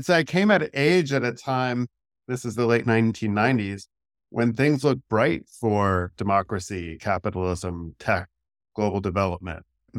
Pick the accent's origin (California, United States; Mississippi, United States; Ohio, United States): Ohio, United States; Cincinnati; I grew up in Cincinnati, Ohio, the son of Catholic school teachers.